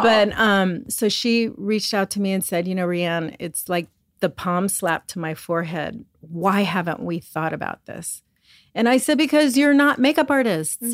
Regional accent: Los Angeles, California, United States; I'm a makeup artist. I'm from Hollywood, California.

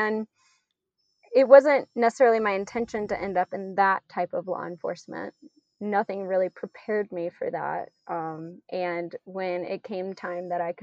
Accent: South Louisiana, United States; I grew up in South Louisiana, so I was just really surrounded by nature all the time

